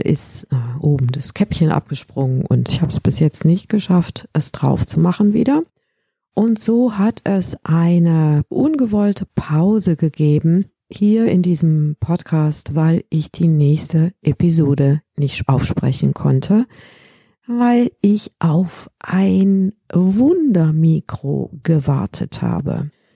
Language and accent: German; Rhineland, Germany; bei uns im Rheinland